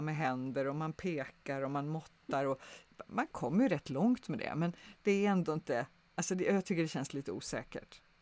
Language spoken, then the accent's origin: Swedish; Sweden